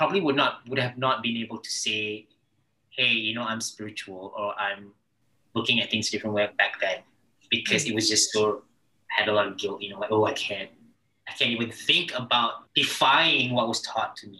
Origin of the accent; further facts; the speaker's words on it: Malaysia; now in Los Angeles, United States; I'm Malaysian out here in LA.